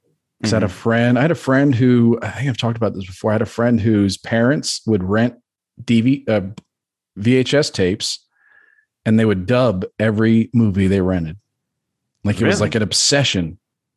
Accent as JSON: {"language": "English", "region": "Maryland", "country": "United States", "tie": "born or raised there", "said": "I grew up in Maryland, which is, you know, touches West Virginia"}